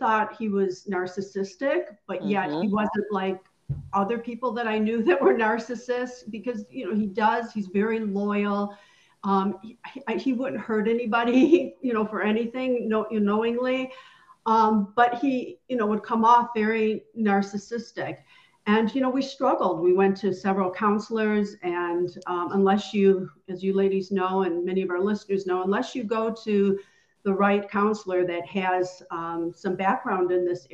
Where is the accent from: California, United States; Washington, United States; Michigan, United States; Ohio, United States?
Michigan, United States; Detroit; moved away; also born or lived in Phoenix, Arizona; I grew up in Detroit, but then I moved out to Phoenix, Arizona